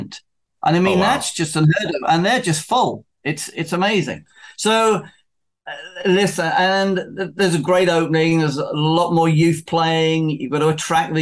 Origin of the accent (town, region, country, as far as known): South East England, United Kingdom